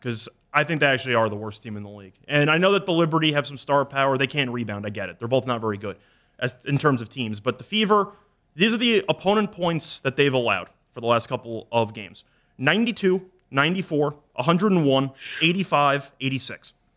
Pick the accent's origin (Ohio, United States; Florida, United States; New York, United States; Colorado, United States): New York, United States; I'm from New York